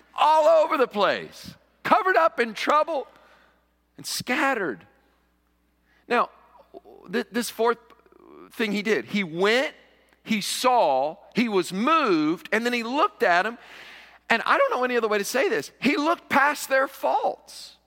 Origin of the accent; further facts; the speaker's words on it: Western Kentucky, United States; also born or lived in New York; now in Cullman, United States; I grew up in Kentucky, and there in Western Kentucky, every sixteen-year-old boy could be found in the tobacco patch